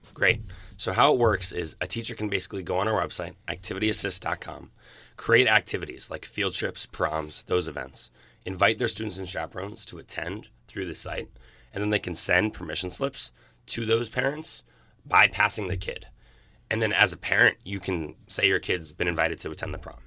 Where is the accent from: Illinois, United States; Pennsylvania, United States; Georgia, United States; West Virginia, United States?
Pennsylvania, United States; Philadelphia; moved away as an adult; now in Berkeley, United States; I'm from South Philadelphia. I went to high school in North Philadelphia